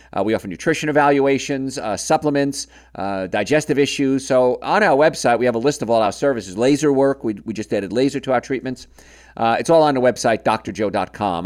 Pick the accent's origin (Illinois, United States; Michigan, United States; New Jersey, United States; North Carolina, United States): New Jersey, United States; Hoboken; We're both from Hoboken